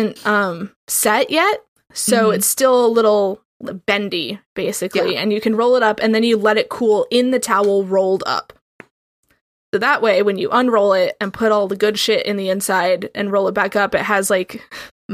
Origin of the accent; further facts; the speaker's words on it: United States; I am from America.